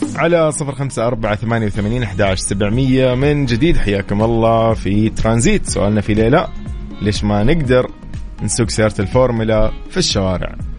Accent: Saudi Arabia; عندنا في السعوديه

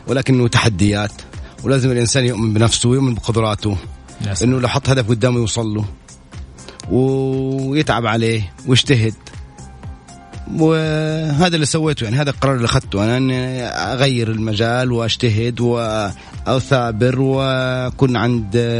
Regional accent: Saudi Arabia; اني اكون اول عربي ومثل المملكه كسعودي

